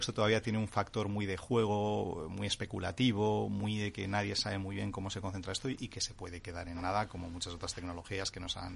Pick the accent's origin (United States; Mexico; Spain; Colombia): Spain; Santander, Cantabria; yo que soy de Santander